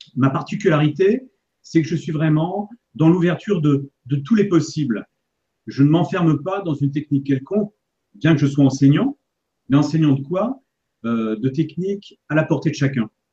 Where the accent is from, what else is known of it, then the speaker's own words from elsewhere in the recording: Paris, Île-de-France, France; now in Annecy, France; Pour retrouver justement mes racines, vous voyez, en fait, pour retrouver mon terroir, parce que je suis parisien au départ